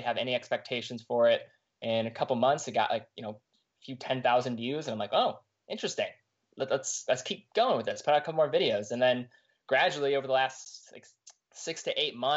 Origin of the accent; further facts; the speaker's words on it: Cleveland, Ohio, United States; I grew up in Cleveland, Ohio, east side suburbs